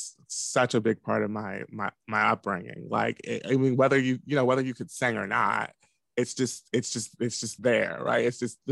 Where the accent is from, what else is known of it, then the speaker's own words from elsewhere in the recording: Washington, District of Columbia, United States; moved away as an adult; now in Chicago, United States; I'm originally from Washington, D.C. proper, and I grew up in Southeast D.C.